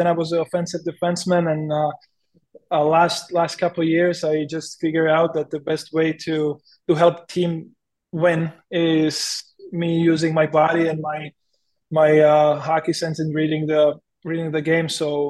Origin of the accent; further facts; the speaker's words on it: Chomutov, Ústí nad Labem Region, Czechia; English is a second language; now in Chicago, United States; I came from Chomutov, which is a really small industrial city. You know, you know, like the streets are almost always empty, and you come into Chicago where the traffic is crazy